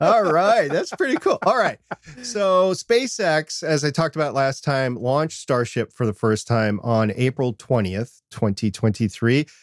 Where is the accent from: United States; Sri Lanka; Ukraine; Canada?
United States; Minnesota; I'm from Minnesota